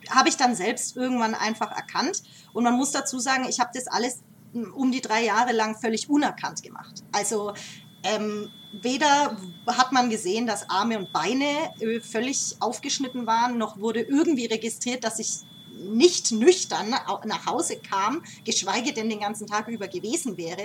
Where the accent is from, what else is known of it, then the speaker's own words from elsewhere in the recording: Nuremberg, Bavaria, Germany; also born or lived in Denmark; geboren und aufgewachsen hier in der, in der Gappenstadt